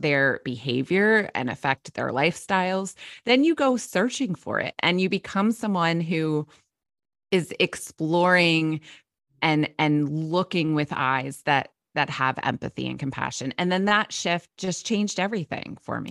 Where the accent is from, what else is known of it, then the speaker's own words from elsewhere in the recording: New Jersey, United States; I grew up in South Jersey, where I am now